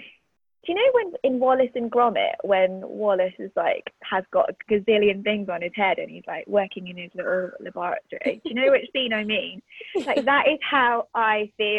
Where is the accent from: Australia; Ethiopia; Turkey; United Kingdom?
United Kingdom; Liverpool, North West England; also born or lived in Bahrain; I went to school in Liverpool, and that's where I grew up, and after growing up in the Middle East when I was, like, very young.